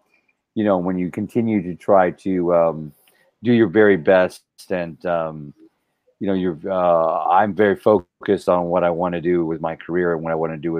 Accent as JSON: {"language": "English", "region": "South Texas", "country": "United States", "tie": "born or raised there", "said": "growing up, I grew up in South Texas"}